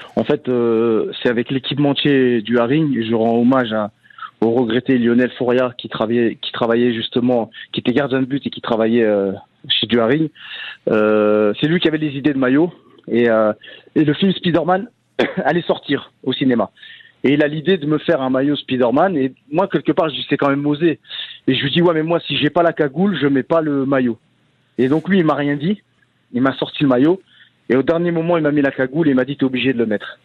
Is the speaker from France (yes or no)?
yes; Valenciennes, Hauts-de-France, France; moved away as an adult; j'ai grandi à Valenciennes